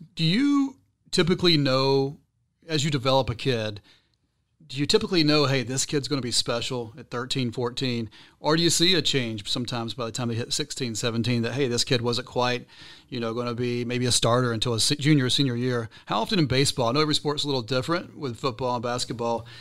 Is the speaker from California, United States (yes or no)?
no; Atlanta, Georgia, United States; now in Key West, United States; I'm from Atlanta originally.